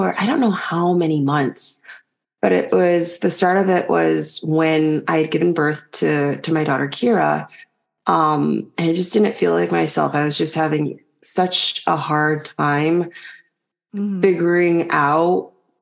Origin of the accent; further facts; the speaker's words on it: Chicago, Illinois, United States; moved away as an adult; also born or lived in London / Paris / Nigeria; now in French Polynesia; I was born in Chicago